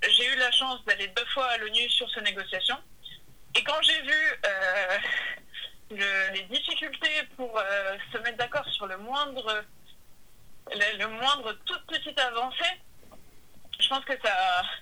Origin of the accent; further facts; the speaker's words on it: Boulogne-Billancourt, Île-de-France, France; also born or lived in Sèvres; Depuis que je suis née. Enfin, je suis née à Sèvres, mais … euh, a toujours vécu à Boulogne villancourt